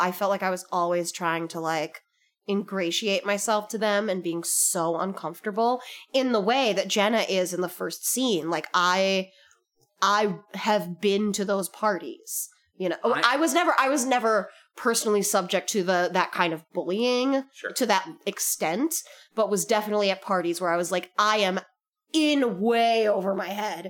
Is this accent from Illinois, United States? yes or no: yes; Skokie, Illinois, United States; You should have been in Skokie. We had so many Filipinos